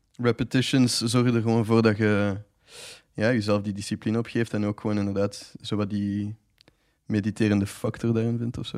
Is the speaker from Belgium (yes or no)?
yes; Ghent, Flanders, Belgium; moved away; ik zie mezelf dan ook wel absoluut nog terugkeren dan naar Gent